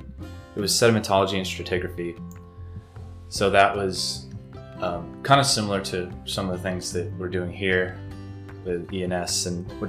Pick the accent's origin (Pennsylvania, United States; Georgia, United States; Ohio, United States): Pennsylvania, United States; Hickory Grove; I'm from Hickory Grove, and I've lived in Susquehanna County all my life